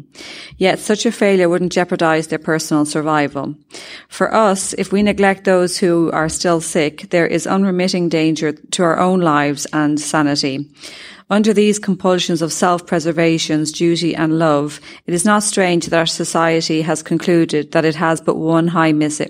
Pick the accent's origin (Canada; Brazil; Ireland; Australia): Ireland; I'm from Ireland